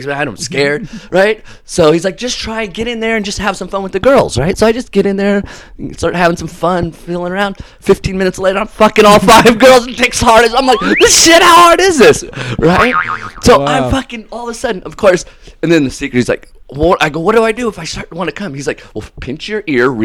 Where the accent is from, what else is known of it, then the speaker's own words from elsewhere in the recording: Huntington Beach, California, United States; we're from Huntington Beach.